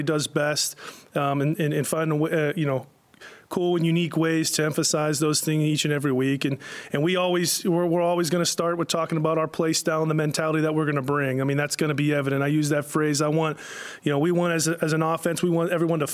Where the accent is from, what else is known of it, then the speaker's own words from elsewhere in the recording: Pittsburgh, Pennsylvania, United States; moved away; I grew up in Pittsburgh